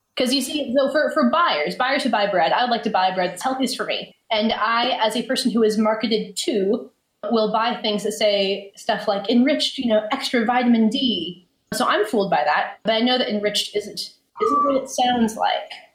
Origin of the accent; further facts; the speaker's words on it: Alaska, United States; now in Seattle, United States; I'm from Alaska, but I'm currently living in Seattle